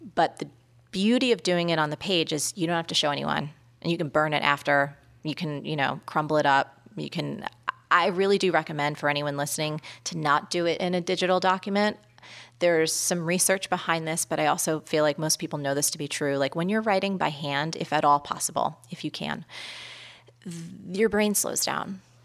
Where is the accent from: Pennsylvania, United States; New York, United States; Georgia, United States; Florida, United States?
New York, United States; New York City; as a New Yorker